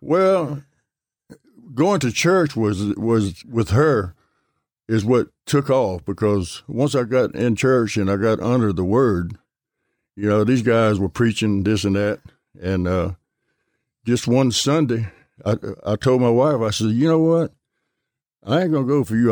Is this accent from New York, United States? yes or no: no; Gulfport, Mississippi, United States; I'm right here in Gulfport, over uh, by Milner Stadium.